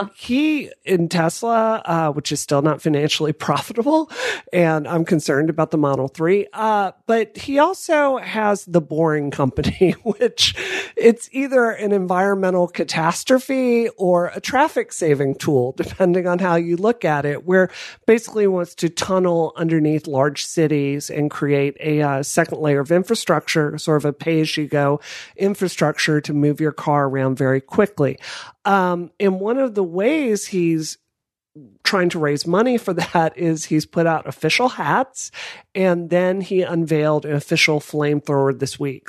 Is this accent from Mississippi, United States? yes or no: yes; Mississippi, United States; I grew up next door in Mississippi